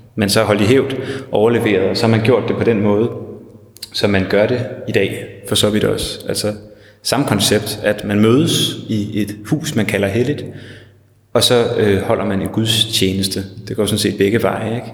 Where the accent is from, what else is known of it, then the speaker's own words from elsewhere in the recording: Hellerup, Capital Region of Denmark, Denmark; der, hvor jeg voksede op i, i Hellerup